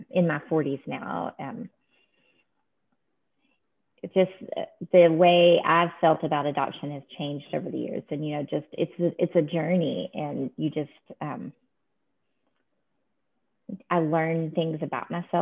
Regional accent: Texas, United States; I was born in Texas

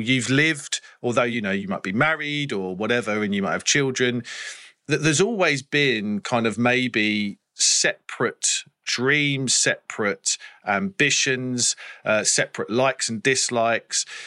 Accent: England, United Kingdom; as an English person

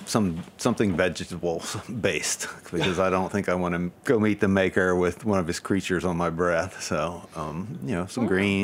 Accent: North Carolina, United States; now in Charleston, United States; I was born in North Carolina and grew up in North Carolina. So in Charleston, which is in South Carolina, I am technically a Yankee.

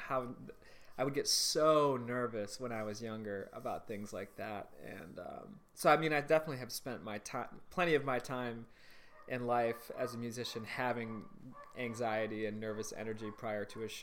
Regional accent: Michigan, United States; moved away; also born or lived in Chicago; the town that I grew up in Michigan

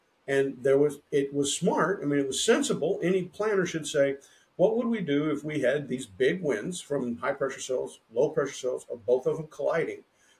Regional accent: Oklahoma, United States; moved away; also born or lived in Illinois; I grew up in Oklahoma where in the 1960s, you didn't have the technology we did today.

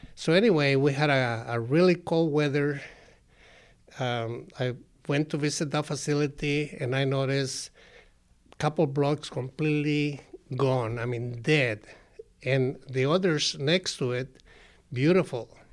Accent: Colima, Mexico; moved away; some of the people in my hometown, in Colima

